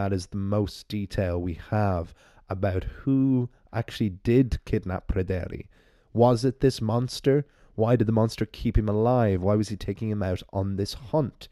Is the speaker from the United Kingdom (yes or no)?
no; Ireland; accent: Irish; my Irish storyteller voice